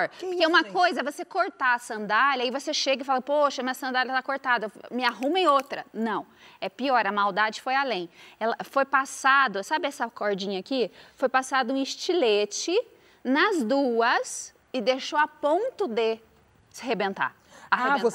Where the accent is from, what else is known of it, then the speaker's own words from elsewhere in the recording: Brazil; eu caio, mas eu levanto, porque eu sou brasileira.